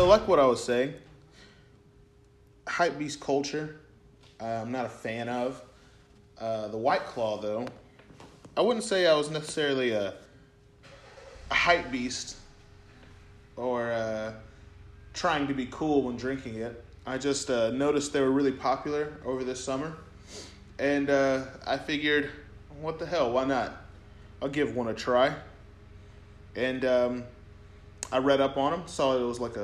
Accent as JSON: {"language": "English", "town": "Sherman", "region": "Texas", "country": "United States", "tie": "born or raised there", "said": "we're from Sherman"}